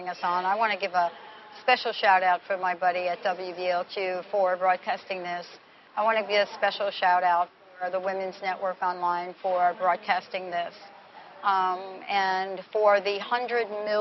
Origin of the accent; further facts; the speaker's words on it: New York City, New York, United States; where I grew up in the Bronx, where everything is cement